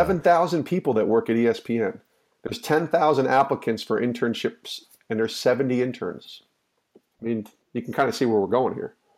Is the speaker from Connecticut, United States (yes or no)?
no; outside of Albany, New York, United States; the town I grew up in outside of Albany, New York